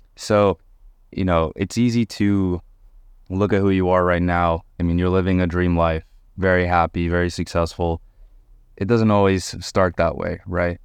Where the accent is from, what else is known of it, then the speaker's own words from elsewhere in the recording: Montreal, Quebec, Canada; I grew up in Montreal